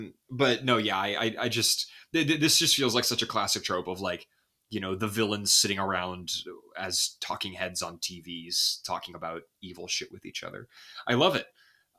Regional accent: United States; As an American, that's my first thought about everything.

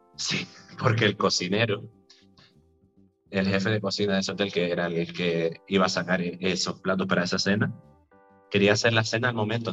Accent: Vega de San Mateo, Canary Islands, Spain; Yo soy, soy de San Mateo, nací en San Mateo

